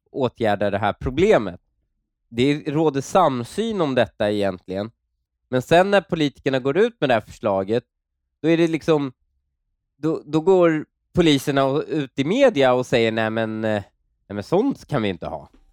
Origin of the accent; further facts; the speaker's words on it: Stockholm, Stockholm County, Sweden; när jag växte upp i Husby